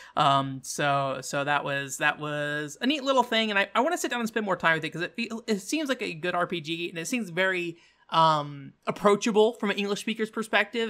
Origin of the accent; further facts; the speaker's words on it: United States; an American